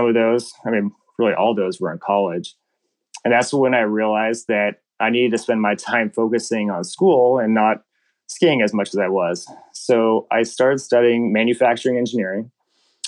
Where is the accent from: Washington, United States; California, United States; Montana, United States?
Washington, United States; I grew up in Washington State skiing at Crystal Mountain